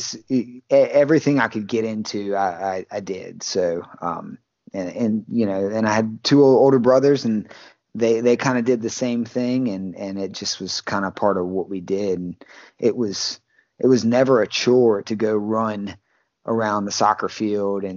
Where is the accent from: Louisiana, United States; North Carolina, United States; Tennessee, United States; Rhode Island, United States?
Louisiana, United States; Baton Rouge; also born or lived in Port Allen, Louisiana; Louisiana boy, been in Baton Rouge pretty much my whole life, or Port Allen